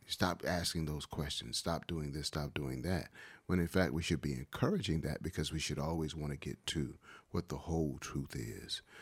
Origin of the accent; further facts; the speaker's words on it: Wilmington, North Carolina, United States; Growing up in Wilmington all my life